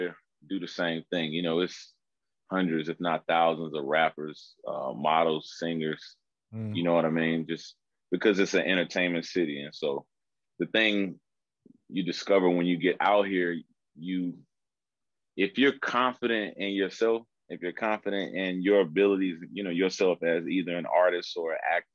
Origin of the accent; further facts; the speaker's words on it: North Carolina, United States; moved away as an adult; also born or lived in Charlotte, North Carolina; now in Los Angeles, United States; I'm actually born and raised in North Carolina